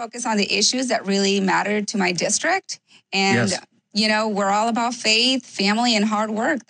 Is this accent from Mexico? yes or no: yes; Mexico; now in South Texas, United States; Weren't you born in Mexico? Well, because I was born in Mexico is that I am Republican, because I was raised with strong conservative values